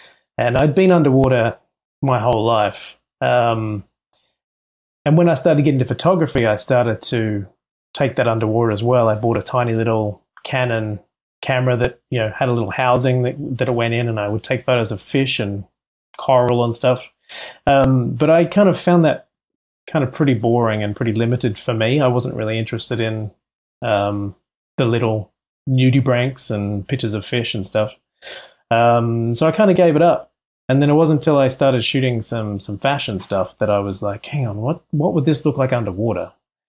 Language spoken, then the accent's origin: English; Central Coast, New South Wales, Australia; born or raised there; now in Los Angeles, United States